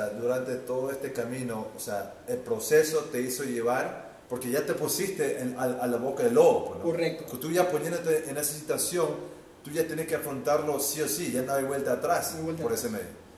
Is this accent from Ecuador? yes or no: yes; Ecuador; moved away as an adult; no, pero yo me fui del Ecuador, me fui